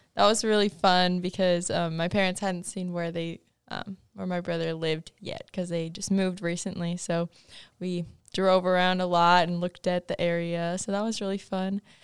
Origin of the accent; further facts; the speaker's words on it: Fergus Falls, Minnesota, United States; I'm from Fergus Falls, Minnesota